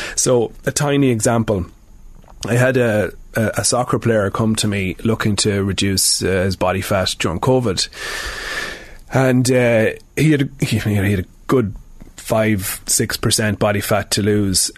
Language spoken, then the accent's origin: English; Sligo, Connacht, Ireland; moved away as an adult; now in Dublin, Ireland; I'm from Sligo, um, but I'm I'm in Dublin now for nearly 20 years